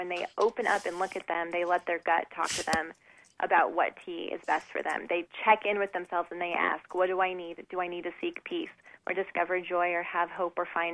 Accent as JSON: {"language": "English", "region": "Southern California", "country": "United States", "tie": "born or raised there", "said": "I was raised in Southern California"}